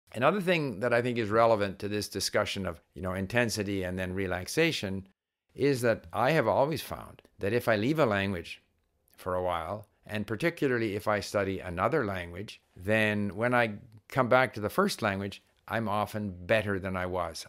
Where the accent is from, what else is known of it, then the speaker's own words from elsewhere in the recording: Canada; As a Canadian diplomat, I was paid to learn Chinese